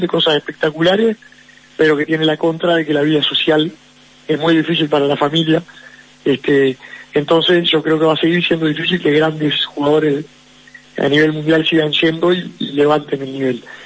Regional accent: Uruguay; Uruguay es un país chico

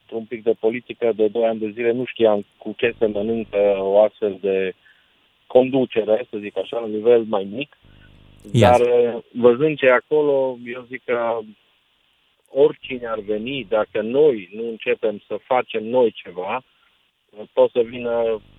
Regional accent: Romania; Pentru că eu iubesc România și iubesc și mă mândresc că sunt român, dar de multe ori mă dezgustă mentalitatea românilor cu care conviețuiesc.

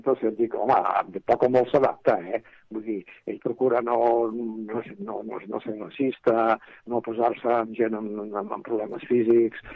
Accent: Catalonia, Spain; Català, com a bon català

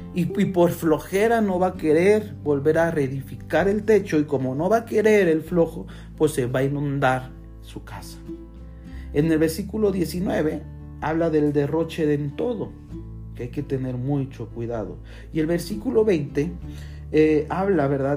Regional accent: Mexico; Los que somos de México

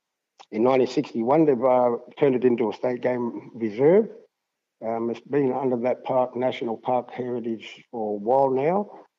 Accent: East Gippsland, Victoria, Australia; now in Warrnambool, Australia; I was born down in East Gippsland. My tribe down there is Brabalongana Kuna. I'm also the descendant of the Gunijmara Kiwarangu through my grandmother, Mary Austin, who was born at Framlingham.

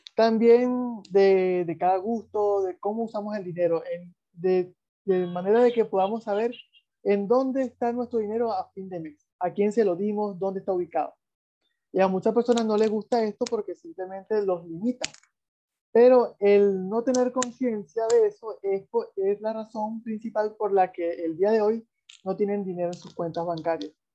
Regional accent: Venezuela; de donde yo vengo, yo soy venezolano

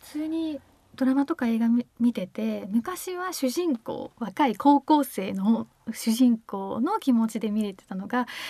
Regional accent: Toyama, Japan; now in Tokyo, Japan; 自分がえ出身は富山だけれども、まあ、東京にやってきて

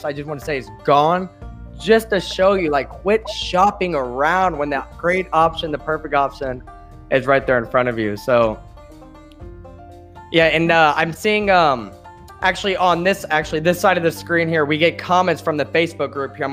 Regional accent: Champaign, Illinois, United States; I come from Champaign, Urbana, Illinois, which is central Illinois

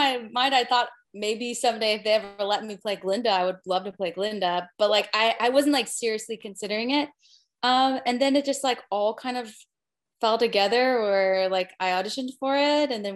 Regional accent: California, United States; also born or lived in Utah; now in New York, United States; I grew up in California

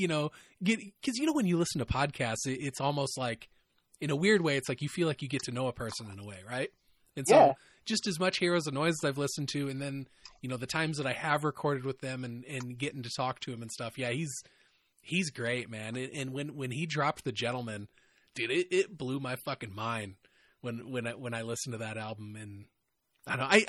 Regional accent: Iowa, United States; we're from Iowa and we both say ope when we bump into people

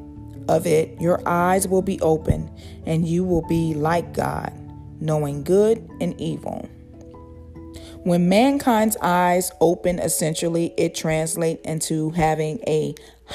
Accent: outside of Chicago, Illinois, United States; Growing up outside of Chicago

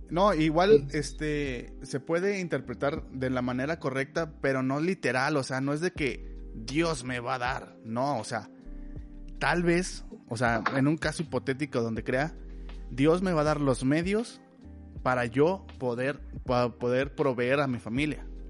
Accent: Mexico; Como mexicanos tenemos esa, esa educación

